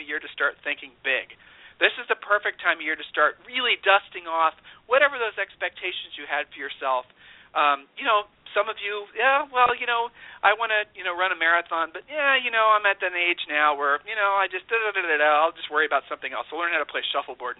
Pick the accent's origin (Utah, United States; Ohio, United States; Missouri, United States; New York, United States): Ohio, United States; We're from Ohio